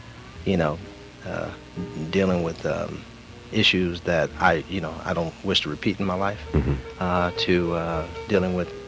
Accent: Los Angeles, California, United States; also born or lived in New York; Born and raised in Los Angeles, by the way, of New York. My family is from Los Angeles, but half of my family is from New York

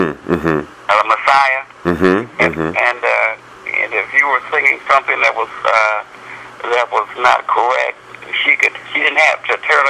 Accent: Oklahoma, United States; now in Chicago, United States; I was born here in Chicago, but I was raised in Oklahoma.

